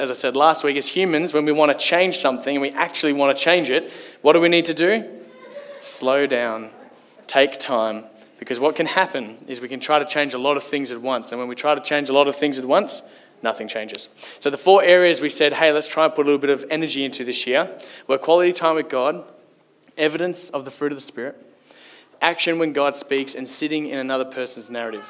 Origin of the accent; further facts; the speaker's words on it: Kalgoorlie, Western Australia, Australia; moved away; Growing up, I grew up in Kalgoorlie